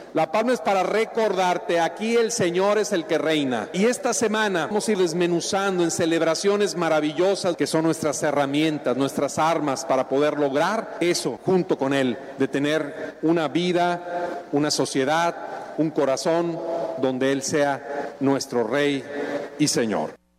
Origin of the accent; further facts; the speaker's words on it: Mexico; como cristianos, como mexicanos